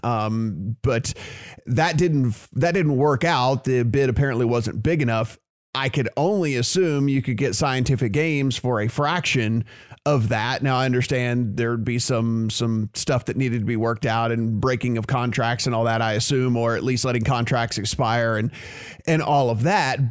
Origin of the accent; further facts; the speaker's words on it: Louisiana, United States; my home state of Louisiana